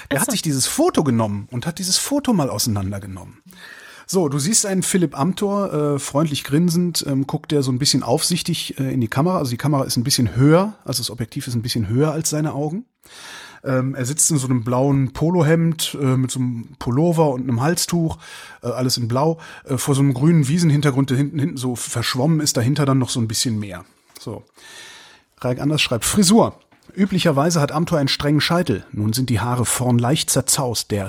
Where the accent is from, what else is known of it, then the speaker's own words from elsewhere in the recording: Mecklenburg-Vorpommern, Germany; Nach dem Ende der Sitzungszeit habe ich mir in meiner Heimat Mecklenburg-Vorpommern im Fischland und auf dem Dars viele Gedanken gemacht